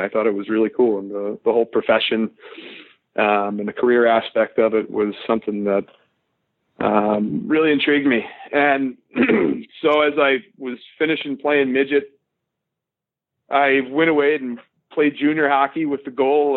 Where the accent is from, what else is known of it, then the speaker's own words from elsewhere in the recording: Frederick, Maryland, United States; I grew up in Frederick, Maryland, which is about 40 minutes north of Washington, D.C.